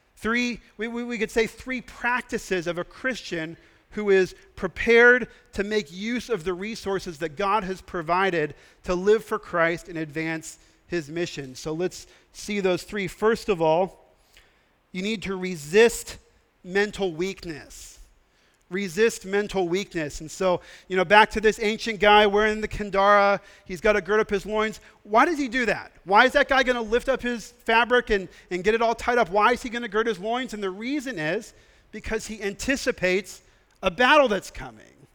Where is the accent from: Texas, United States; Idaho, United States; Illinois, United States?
Texas, United States; I'm from Texas and we like to be close to each other in Texas.